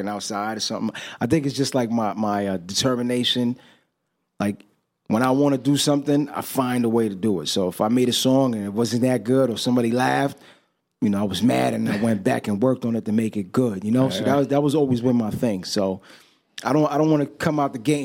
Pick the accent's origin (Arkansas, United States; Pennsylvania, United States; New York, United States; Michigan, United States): New York, United States; New York City; Growing up, I grew up on the Lower East Side of Manhattan.